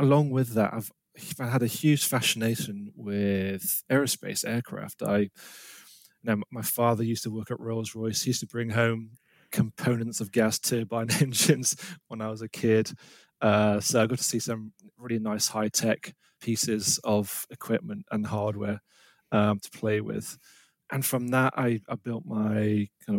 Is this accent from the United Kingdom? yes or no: yes; United Kingdom; I'm British. I'm based in the UK